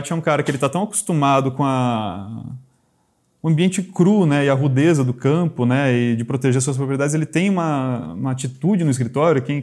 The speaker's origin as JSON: {"language": "Portuguese", "region": "interior of São Paulo", "country": "Brazil", "said": "eu sou do interior de São"}